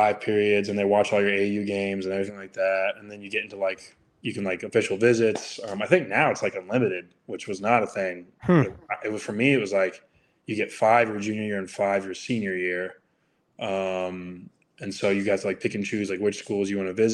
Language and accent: English; Newnan, Georgia, United States; moved away as an adult; now in Salt Lake City, United States; I grew up in a little city about 30 minutes south of Atlanta called Newton, Georgia